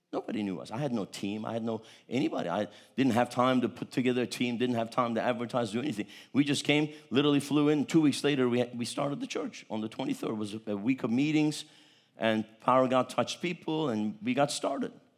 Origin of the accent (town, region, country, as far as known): United States; moved away as an adult; also born or lived in Istanbul, Turkey